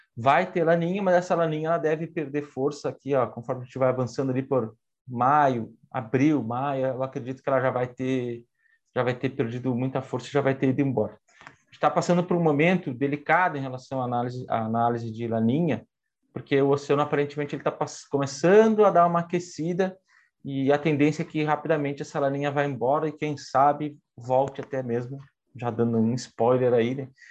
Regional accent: Rio Grande do Sul, Brazil; moved away; eu sou do Rio Grande do Sul

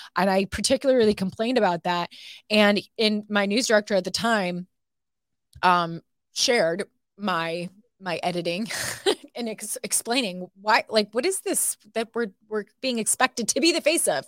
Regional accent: Toledo, Ohio, United States; moved away as an adult; now in Texas, United States; I grew up watching this station, J, t, W T O L eleven in my hometown.

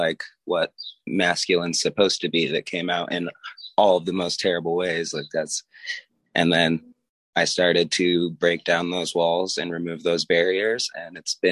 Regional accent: Las Vegas, Nevada, United States; now in Utah, United States; when I moved to Utah, because I'm from Vegas, so when I moved to Utah

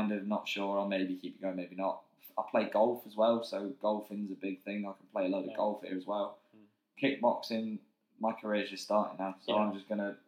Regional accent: just outside Manchester, North West England, United Kingdom; now in Swansea, United Kingdom; I'm not from Manchester, the city. I'm from just outside. So moving to Swansea was big for me.

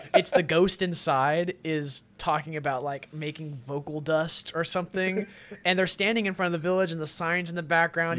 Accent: Arkansas, United States; moved away as an adult; also born or lived in Austin; now in Los Angeles, United States; my life growing up in Arkansas

